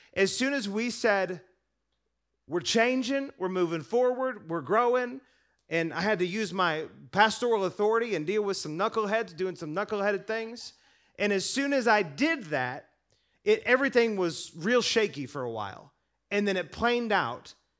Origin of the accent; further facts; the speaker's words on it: United States; I'm American